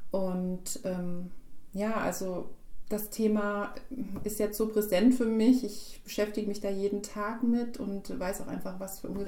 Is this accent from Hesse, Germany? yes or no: yes; Gladenbach, Hesse, Germany; ich bin ja aus Glanbach.